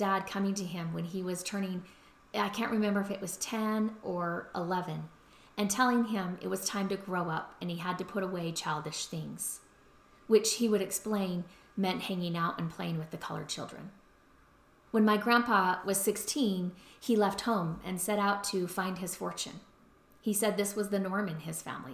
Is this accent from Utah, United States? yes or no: yes; Utah, United States; also born or lived in Baton Rouge, Louisiana